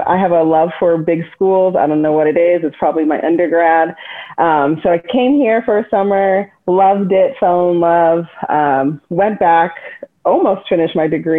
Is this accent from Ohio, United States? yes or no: no; St. Louis, Missouri, United States; moved away as an adult; also born or lived in Columbia, Missouri / Kansas City, Missouri; now in Austin, United States; am originally from St. Louis, Missouri, and I am a Midwest girl through and through. Grew up in St. Louis and then made my way to the University of Missouri in Columbia